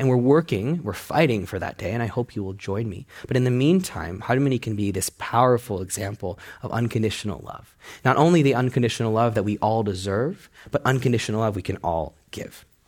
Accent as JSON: {"language": "English", "country": "United States", "tie": "born or raised there", "said": "I was born in the States."}